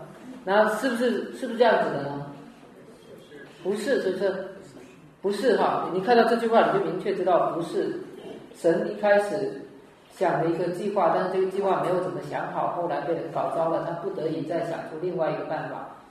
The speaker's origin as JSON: {"language": "Chinese", "region": "Fujian", "country": "China", "said": "以前我记得我们那边我是福建的"}